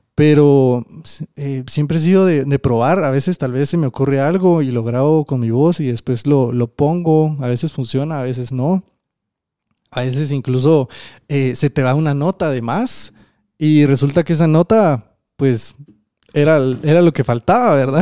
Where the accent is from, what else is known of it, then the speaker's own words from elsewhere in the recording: Guatemala; yo también soy de Guate